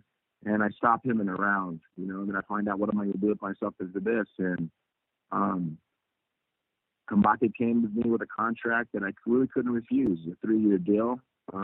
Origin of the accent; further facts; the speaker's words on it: United States; And as an American, I think everybody should, because we're very lucky to be living here.